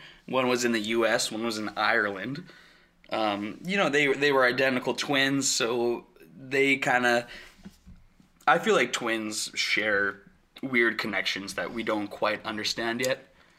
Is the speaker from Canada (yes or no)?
yes; Alberta, Canada; I'm from South Central Alberta. Shit, around there, it's rough, bro.